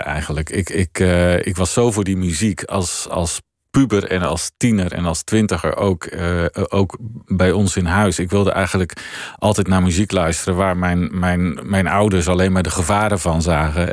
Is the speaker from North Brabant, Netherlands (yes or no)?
no; Veluwe, Gelderland, Netherlands; wij woonden in mijn jonge jaren op de Veluwe